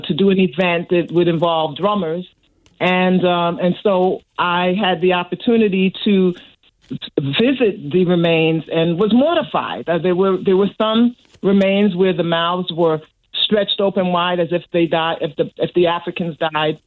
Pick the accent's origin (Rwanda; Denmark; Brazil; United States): United States; New York City, New York; Growing up in New York City, we actually lived in a very racist community. The neighborhood was called Bensonhurst.